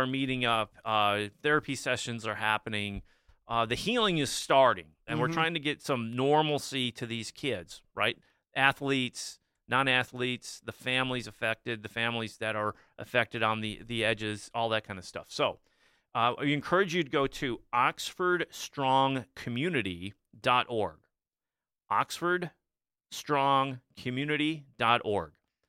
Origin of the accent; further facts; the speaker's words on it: Dexter, Michigan, United States; I came from Dexter, right? We have Chelsea, Pinckney, those guys are around us, Ann Arbor schools.